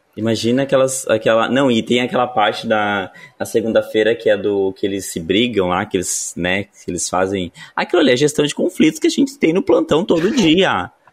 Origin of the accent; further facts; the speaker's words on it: interior of Rio Grande do Sul, Brazil; sou do interior do Rio Grande do Sul